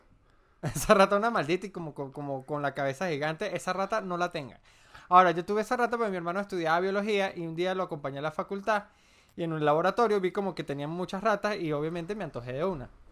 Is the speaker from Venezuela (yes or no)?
yes; Andes, Venezuela; soy andino por mi forma de ser